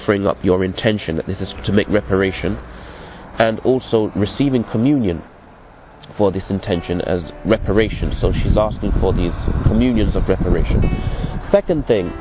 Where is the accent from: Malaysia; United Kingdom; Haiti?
United Kingdom; England; I'm from England, but my parents are from the West Indies.